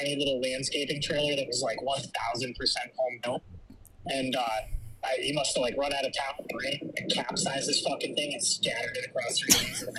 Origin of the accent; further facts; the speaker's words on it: Springfield, Massachusetts, United States; also born or lived in Westfield, Massachusetts; So I lived in Western Mass the majority of my life. I was born in Westfield. My adolescence was raised in Springfield. I currently live on Cape Cod. I moved out here about 3 years ago.